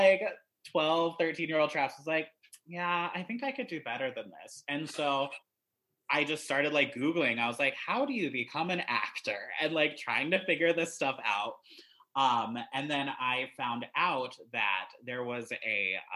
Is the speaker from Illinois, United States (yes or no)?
no; Greensboro, North Carolina, United States; also born or lived in Ames, Iowa; I was born in Iowa. We lived there for quite a bit of my youth. But right around, I think it was like fourth or fifth grade, we moved to North Carolina for a job opportunity for my parents